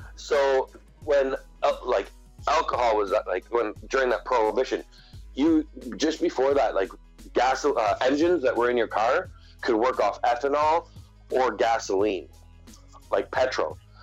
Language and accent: English; Canada; I'm an Indian. You know, I'm part of the Indian. Like I have to deal with Indian affairs and Indian Act of Canada